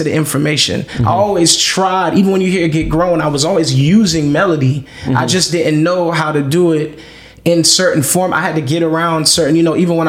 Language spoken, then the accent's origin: English; Miami, Florida, United States; moved away as an adult; coming from Miami